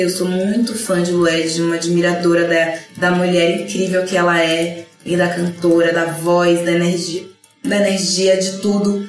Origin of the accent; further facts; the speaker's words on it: Camaçari, Bahia, Brazil; moved away; also born or lived in Candeias; eu nasci em Candeias, só nasci em Candeias. Eu fui criada em Camaçari.